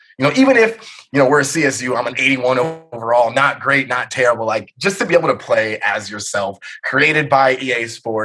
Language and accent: English; California, United States; I was a USC fan growing up. I'm from California